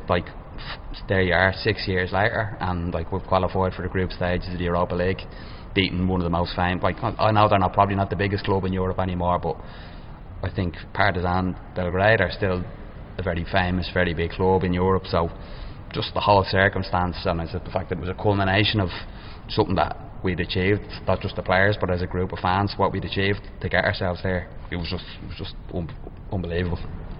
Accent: Ireland; No, I'm from Moreno. My dad's from Crumlin.

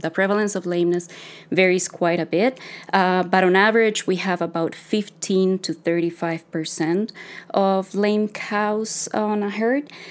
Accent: Costa Rica; moved away as an adult; now in Canada; I'm a veterinarian from Costa Rica. I'm a daughter of a dairy farmer

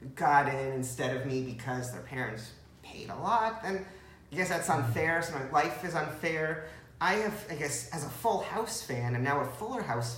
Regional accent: Teaneck, New Jersey, United States; I grew up in Teaneck, New Jersey

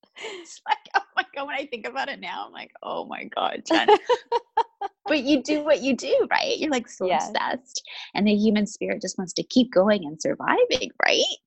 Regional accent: Vancouver, British Columbia, Canada; moved away as an adult; also born or lived in London, United Kingdom; I'm originally from Vancouver, Canada

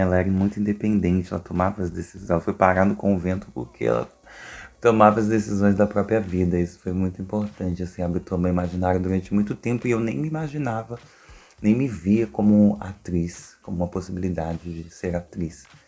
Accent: Duque de Caxias, Rio de Janeiro, Brazil; eu sou de Duque de Caxias

